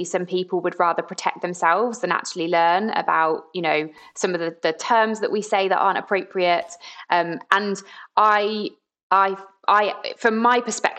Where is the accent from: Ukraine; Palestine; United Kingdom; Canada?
United Kingdom; Brighton, South East England; I grew up in Brighton, and it's a pretty inclusive place to be